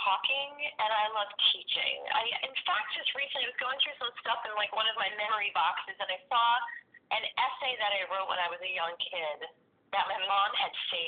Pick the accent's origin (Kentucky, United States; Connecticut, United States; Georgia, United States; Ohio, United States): Connecticut, United States; also born or lived in Los Angeles, California; now in York, United States; I was raised in Connecticut, and after 14 years of living in Los Angeles, I ended up settling in York, Pennsylvania